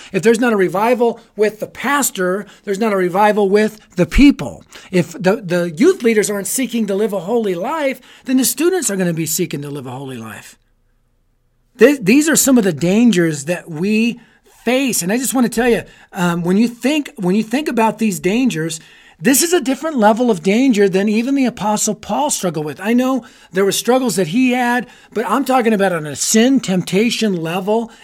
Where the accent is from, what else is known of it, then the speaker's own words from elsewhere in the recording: Colorado, United States; I'm from Colorado. I live in Colorado